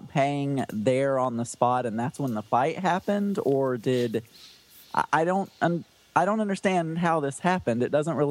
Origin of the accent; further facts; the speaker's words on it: the South, United States; I grew up in the South